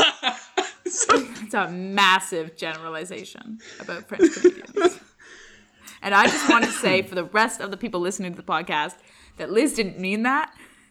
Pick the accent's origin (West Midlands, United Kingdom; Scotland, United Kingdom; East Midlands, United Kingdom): Scotland, United Kingdom; Yeah, I'm Presbyterian because I'm from Scotland.